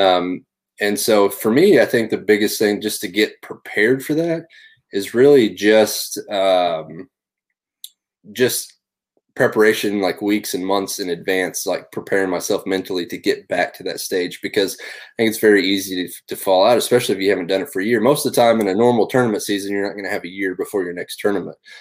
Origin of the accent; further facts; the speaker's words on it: Northwest Oklahoma, United States; I grew up in Northwest Oklahoma